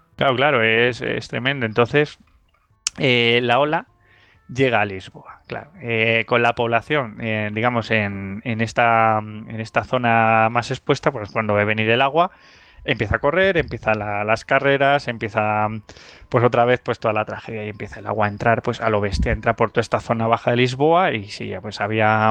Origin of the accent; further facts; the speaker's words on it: near Don Benito, Extremadura, Spain; cerca de mi pueblo